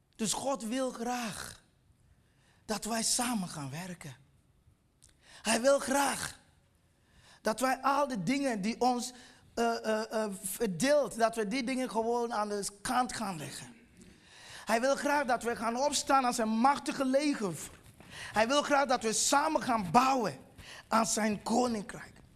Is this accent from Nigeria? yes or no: yes; Nigeria; Dutch is a second language; now in Netherlands; ik kom oorspronkelijk uit Nigeria